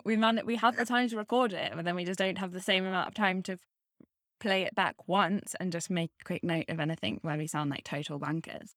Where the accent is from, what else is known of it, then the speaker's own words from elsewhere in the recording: United Kingdom; now in Bermuda; me being British